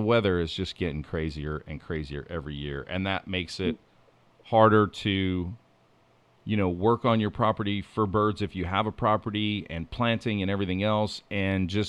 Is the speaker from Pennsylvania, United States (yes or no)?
yes; Pennsylvania, United States; I grew up in Pennsylvania, so I'm very versed in Pennsylvania.